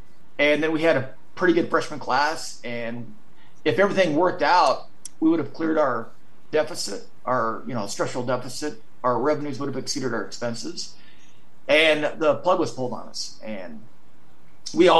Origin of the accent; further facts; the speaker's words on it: Idaho, United States; now in New York, United States; I'm from Idaho